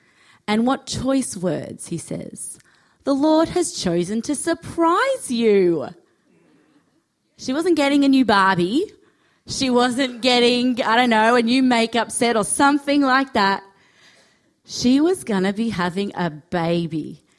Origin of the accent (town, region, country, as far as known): Australia